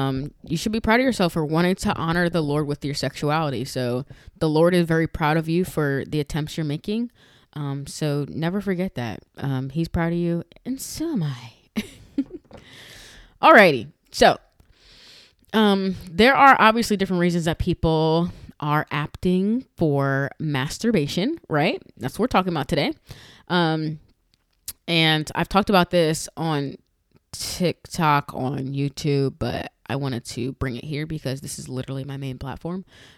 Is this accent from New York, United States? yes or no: yes; New York, United States; now in Florida, United States; I'm from Florida. I'm originally from New York, but I've been in Florida for a long time.